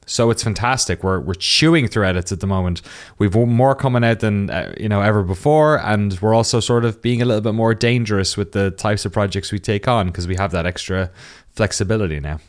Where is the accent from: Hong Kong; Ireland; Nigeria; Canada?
Ireland; Waterford, Munster; moved away as an adult; also born or lived in Cork; now in United States; I'm from the southeast of Ireland, a little town called Waterford